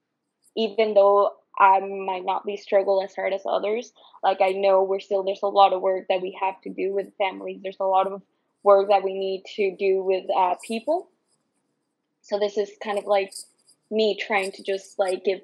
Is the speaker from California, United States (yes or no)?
yes; San Francisco, California, United States; migrating here when I was 12, I grew up in the Mission District in San Francisco to a low income family